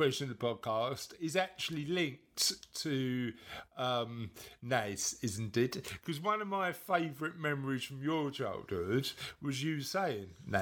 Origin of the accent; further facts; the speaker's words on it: London, United Kingdom; I was brought up in East London